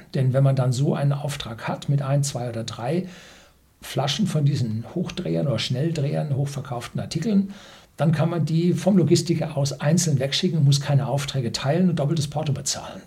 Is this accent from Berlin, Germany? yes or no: no; Bavaria, Germany; Bei uns in Bayern